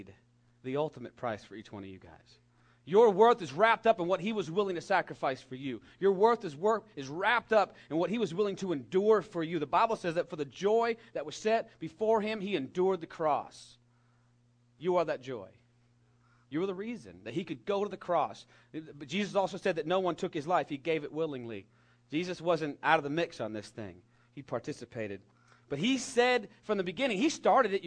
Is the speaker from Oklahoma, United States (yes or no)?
no; California, United States; We have redwood trees in my home state that grow 300 feet tall